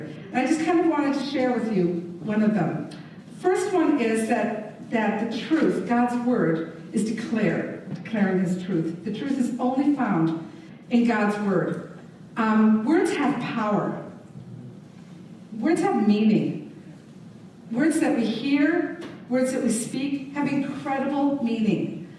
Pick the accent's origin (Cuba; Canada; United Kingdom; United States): United Kingdom; England; I grew up in England. My parents were missionaries in Germany and England